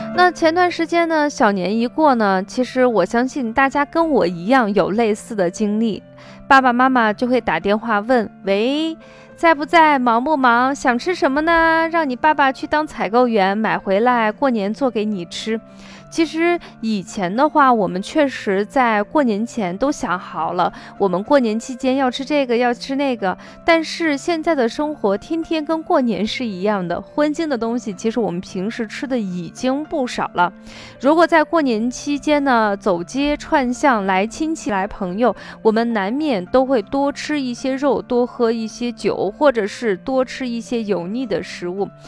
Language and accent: Chinese; Shaanxi, China; 我们北方人，特别是我们陕西人